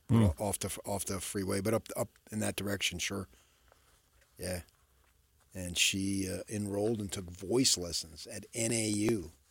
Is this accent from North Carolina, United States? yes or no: no; Arizona, United States; born or raised there; now in Utah, United States